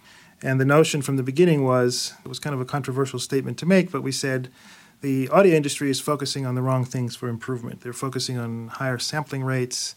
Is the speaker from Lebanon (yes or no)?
no; Thessaloniki, Central Macedonia, Greece; moved away; Thessaloniki? That's where I'm from. My mom still lives there.